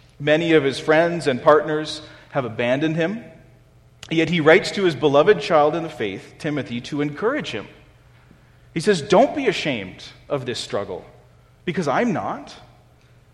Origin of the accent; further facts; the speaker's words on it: Canada; as Canadian Christians